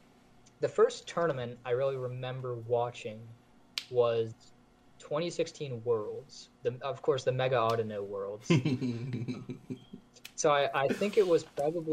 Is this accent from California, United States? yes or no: no; Maine, United States; so I grew up in Maine. I'm from Maine